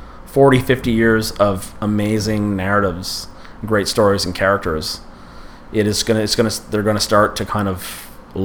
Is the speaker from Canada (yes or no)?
yes; Ottawa, Ontario, Canada; moved away; I grew up in Ottawa